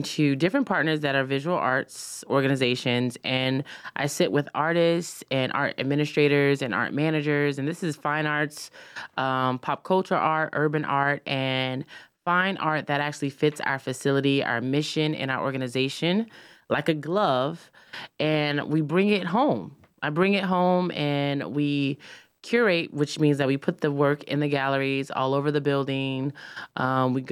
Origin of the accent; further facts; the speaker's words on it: Charlotte, North Carolina, United States; I'm from Charlotte originally. I actually grew up out here